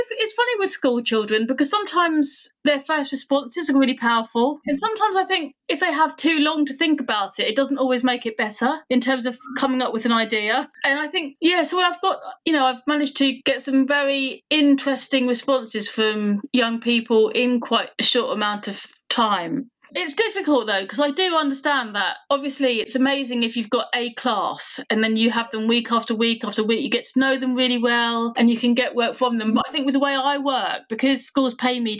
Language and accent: English; United Kingdom; now in West Sussex, United Kingdom; I'm British Indian.